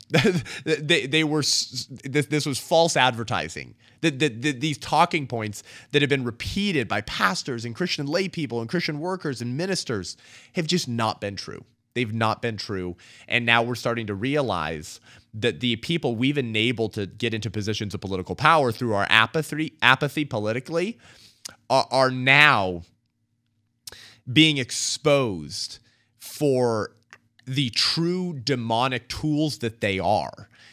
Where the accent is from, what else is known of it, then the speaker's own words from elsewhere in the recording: California, United States; my home state in California